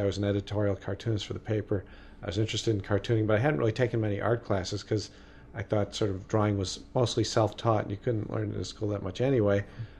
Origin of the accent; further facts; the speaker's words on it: Chicago, Illinois, United States; now in California, United States; I am from …. Chicago, yes. I am. I was born, big Irish Catholic family back in Chicago. Most of them are still back there, and I grew up there, and I didn't actually come out to California until I came to school here at CalArts.